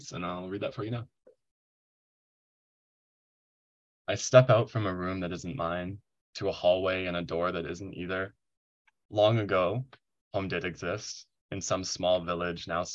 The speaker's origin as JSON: {"language": "English", "town": "Proctor", "region": "British Columbia", "country": "Canada", "tie": "born or raised there", "said": "growing up in the Kootenais in my hometown of Proctor, in a very rural setting around here"}